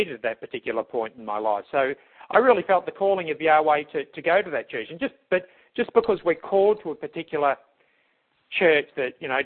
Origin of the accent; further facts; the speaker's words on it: Australia; I grew up in Australia during the tail end of the White Australia